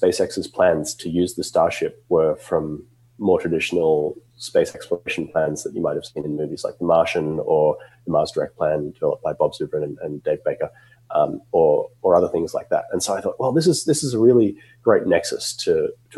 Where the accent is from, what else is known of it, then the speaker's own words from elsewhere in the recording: Australia; moved away as an adult; now in United States; I grew up in Australia, as you can probably tell from my accent